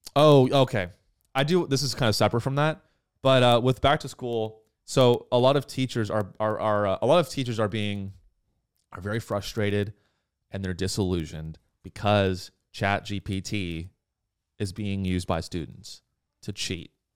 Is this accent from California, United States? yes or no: yes; California, United States; I grew up in California